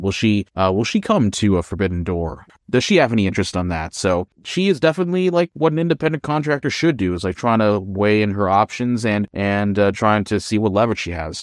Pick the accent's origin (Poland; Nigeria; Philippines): Philippines; moved away; in my home country of the Philippines